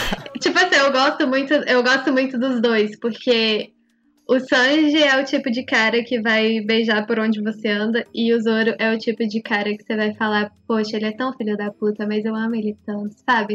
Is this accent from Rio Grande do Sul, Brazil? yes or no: no; Minas Gerais, Brazil; Eu sou de Minas.